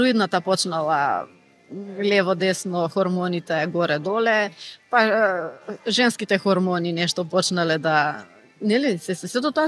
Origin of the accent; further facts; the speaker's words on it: North Macedonia; кај нас во Македонија